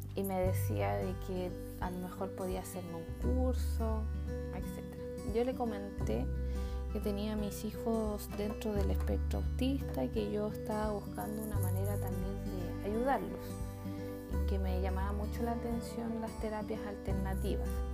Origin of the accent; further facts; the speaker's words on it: Chile; en mi país Chile, específicamente en la región de Coquimbo